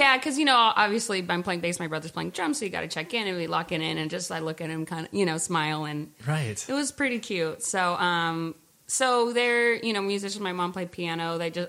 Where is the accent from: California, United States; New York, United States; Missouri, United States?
California, United States; Walnut Creek; also born or lived in San Francisco; now in Oakland, United States; No, I was born in SF. We grew up in Walnut Creek, which is like a suburb outside